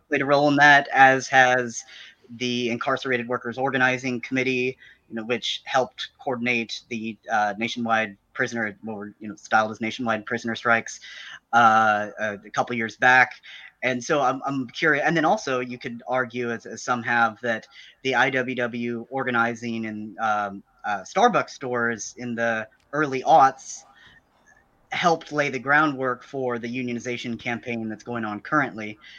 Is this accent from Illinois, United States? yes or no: yes; Southern Illinois, United States; I'm from Southern Illinois